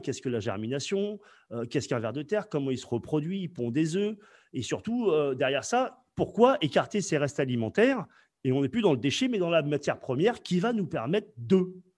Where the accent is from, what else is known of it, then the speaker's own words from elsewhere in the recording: France; je, viens euh, du 15e arrondissement